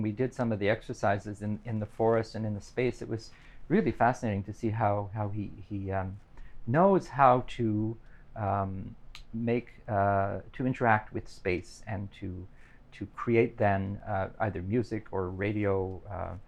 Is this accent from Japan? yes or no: no; North Bay, Ontario, Canada; I'm originally from North Bay